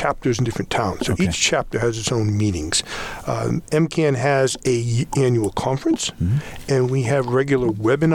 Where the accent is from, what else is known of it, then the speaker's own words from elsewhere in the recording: New Bedford, Massachusetts, United States; I grew up in New Bedford.